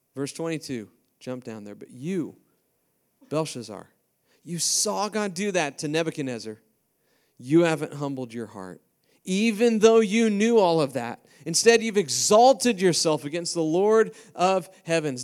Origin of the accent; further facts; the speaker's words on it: Iowa, United States; now in Ames, United States; I'm from Iowa